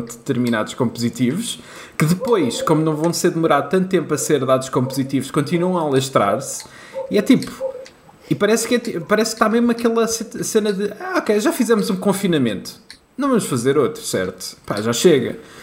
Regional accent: Leiria, Centro, Portugal; eu sou de Leiria

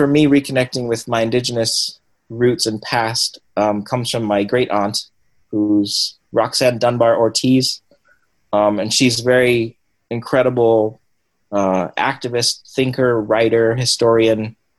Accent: Cambodia; now in United States; And then growing up in Cambodia and then in Asian communities and growing up speaking Cambodian and Vietnamese, I don't speak Vietnamese anymore. It was like weird. It was like, I don't know what I am really.

